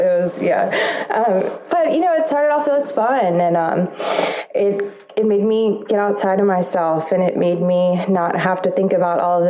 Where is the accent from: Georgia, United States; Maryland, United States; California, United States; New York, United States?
Maryland, United States; Baltimore; I am from Baltimore, Maryland